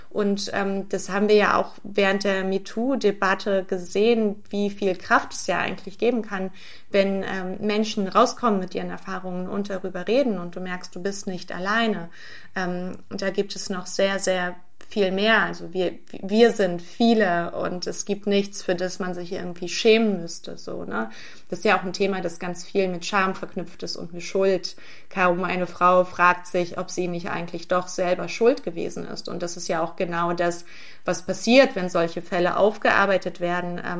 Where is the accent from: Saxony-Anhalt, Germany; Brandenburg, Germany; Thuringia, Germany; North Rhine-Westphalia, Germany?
North Rhine-Westphalia, Germany; Brühl; now in Berlin, Germany; Naja, wenn man so in Brühl aufwächst, dann ist ja Köln die große weite Welt